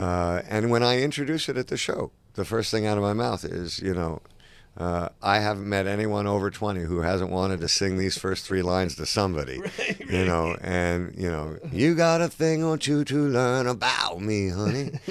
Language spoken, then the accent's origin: English; Toronto, Ontario, Canada; also born or lived in London / Los Angeles; I was born in London, and uh, for a brief moment in time, my mom and dad moved to Los Angeles, and me and my twin sister and my older brother lived there. And then they split up, and then my mom and my sister and I moved to Canada, and Toronto is where I grew up.